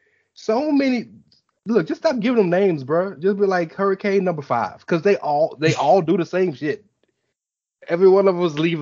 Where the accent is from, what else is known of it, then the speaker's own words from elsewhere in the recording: the South, United States; I'm from the South, live on the Gulf, by the coast.